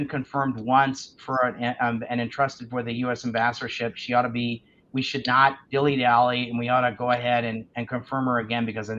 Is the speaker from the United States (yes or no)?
yes; United States; I'm embarrassed as an American.